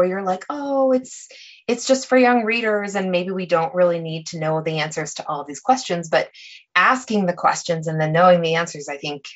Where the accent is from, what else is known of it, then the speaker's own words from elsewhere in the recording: Lawrence, Kansas, United States; Lawrence in particular, which is my hometown